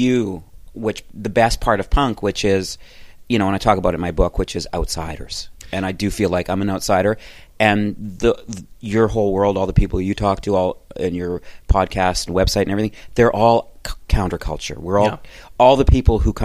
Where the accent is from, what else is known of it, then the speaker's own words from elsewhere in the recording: Calgary, Alberta, Canada; moved away; also born or lived in Toronto; I grew up in Calgary